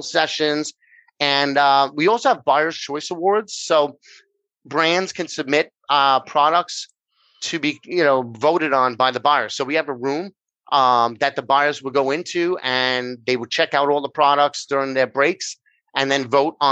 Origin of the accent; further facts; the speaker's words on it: New York, United States; accent: New York; I'm over here in New York, which if they haven't figured out by my accent, that's where I'm from